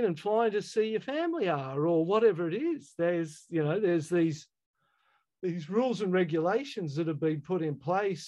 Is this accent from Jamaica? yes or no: no; Australia; I as an Australian growing up in our country